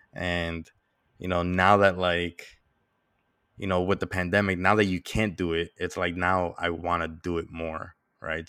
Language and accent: English; New York, United States; I'm Dominican. even though I was born and raised in New York